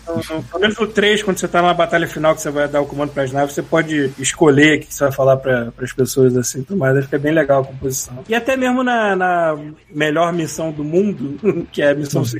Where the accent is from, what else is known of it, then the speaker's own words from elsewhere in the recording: Brazil; se eu virar cidadão canadense, não preciso jogar a brasileira fora